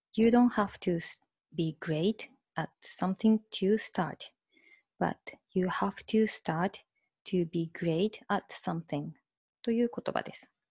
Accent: Hiroshima, Japan; moved away as an adult; also born or lived in Singapore / Malaysia; now in Tokyo, Japan; 三姉妹の三女として広島市内で生まれ育ちました

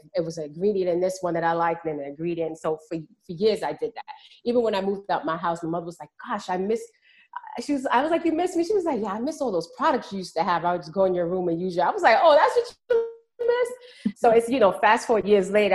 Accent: New York City, New York, United States; I grew up in Harlem, New York

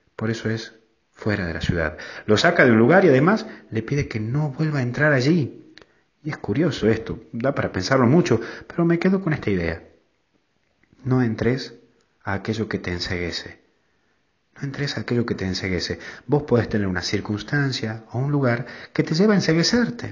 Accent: Tucumán, Argentina; en mi pueblo, en, Tucumán

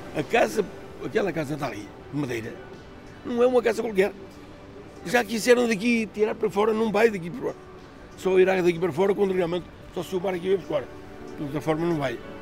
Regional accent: Praia de Mira, Centro, Portugal; nascido e criado na Praia de Mira

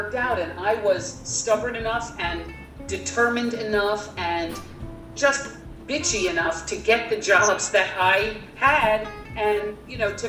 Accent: Miami, Florida, United States; also born or lived in Syracuse; I grew up in Miami

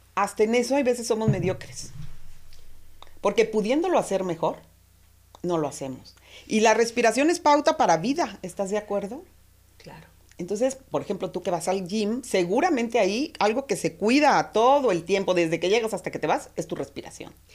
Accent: Mexico; así somos los mexicanos

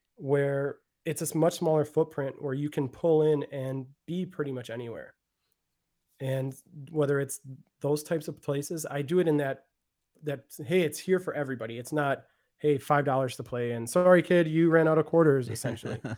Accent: Milwaukee, Wisconsin, United States; also born or lived in Florida; born and raised in Milwaukee

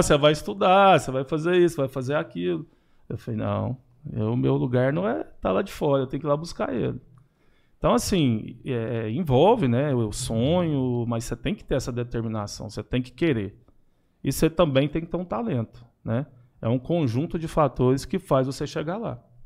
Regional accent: Araguari, Minas Gerais, Brazil; Eu sou natural de Araguari.

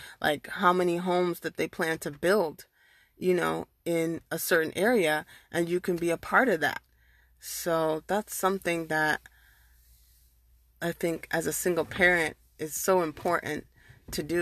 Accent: United States; I'm a first generation born and raised in America

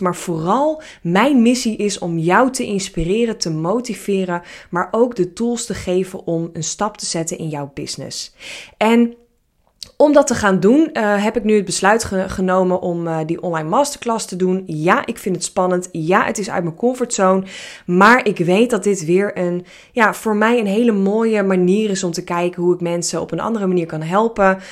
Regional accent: Hilversum, North Holland, Netherlands; ik ben opgevoed en eh, eh, geboren in Hilversum

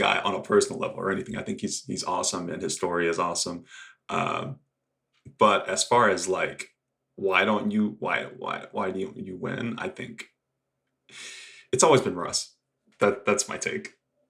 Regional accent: Frederick, Maryland, United States; I'm very much like, oh yeah, I'm from Maryland. I'm from Frederick.

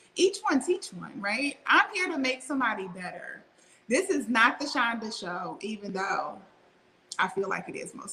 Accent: Louisiana, United States; also born or lived in Mississippi; growing up in the Bible Belt, born in Mississippi, raised in Louisiana

